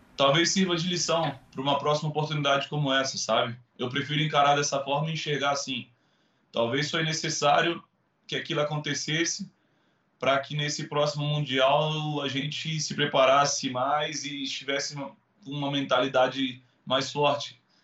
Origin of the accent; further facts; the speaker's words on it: Brazil; nós brasileiros